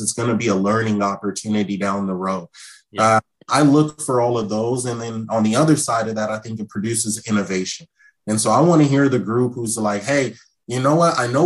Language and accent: English; Seattle, Washington, United States; I'm from Seattle. Coming back home, my first year being back home